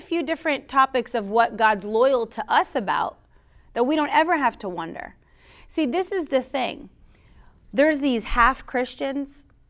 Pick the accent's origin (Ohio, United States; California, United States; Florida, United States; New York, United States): Florida, United States; I'm from Florida. I'm a Florida girl. I'm a Miami Dolphins fan.